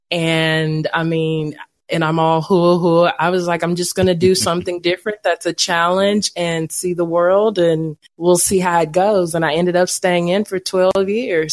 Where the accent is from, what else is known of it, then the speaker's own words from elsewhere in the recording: Crockett, Texas, United States; accent: Texas drawl; moved away as an adult; also born or lived in Tyler, Texas / Atlanta, Georgia; now in Kansas, United States; I was born in Tyler, raised in Crockett, graduated high school and everything from there.